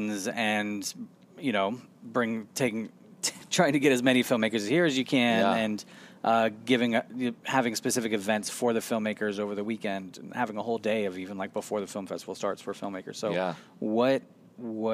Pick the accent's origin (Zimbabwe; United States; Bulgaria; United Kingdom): United States; Florida; I am from Florida